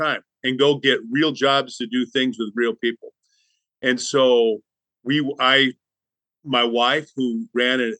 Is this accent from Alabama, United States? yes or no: no; Lansing, Michigan, United States; moved away as an adult; also born or lived in Chicago, Illinois / Bible Belt; I grew up in Lansing, Michigan